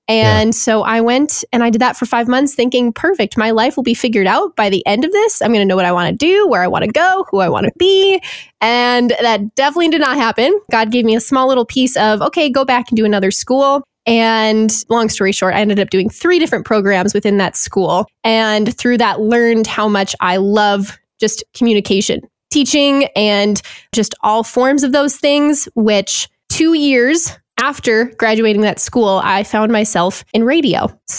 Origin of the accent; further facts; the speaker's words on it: Duluth, Minnesota, United States; I was born in Duluth, Minnesota. So basically after being born here and then with my dad's job changes and stuff, moved around, but found my way back here.